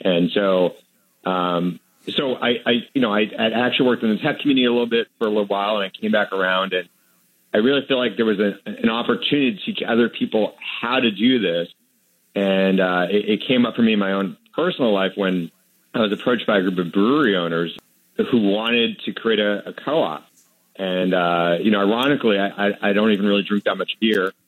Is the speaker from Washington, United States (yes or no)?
no; Manchester, New Hampshire, United States; when I was growing up in Manchester, New Hampshire, my dad ran the local carpet store